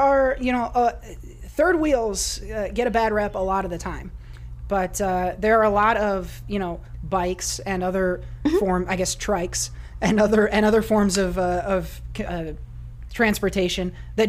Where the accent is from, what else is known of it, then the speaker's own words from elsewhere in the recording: Iowa, United States; now in Oregon, United States; listeners of the show for a while now know that I am a transplant from Iowa out to Oregon.